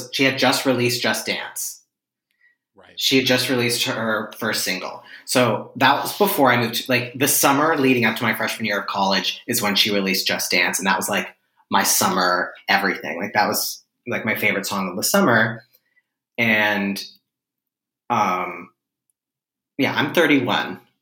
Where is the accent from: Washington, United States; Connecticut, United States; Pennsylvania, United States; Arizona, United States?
Pennsylvania, United States; Pittsburgh; moved away as an adult; now in New York, United States; I am originally from Pittsburgh, Pennsylvania, which is a place